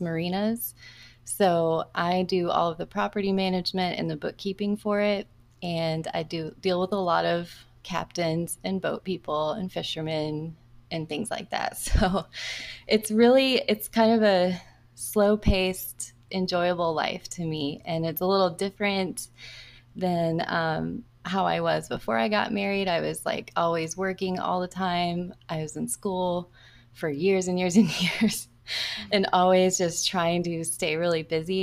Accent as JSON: {"language": "English", "region": "Florida", "country": "United States", "tie": "born or raised there", "also_born_or_lived": "Southern California", "moved": "as an adult", "said": "I'm in Florida and I was born and raised here in Florida."}